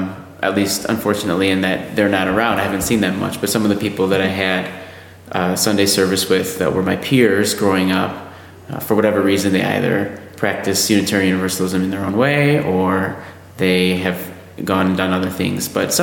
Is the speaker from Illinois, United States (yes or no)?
yes; Oak Park, Illinois, United States; I grew up just outside of Chicago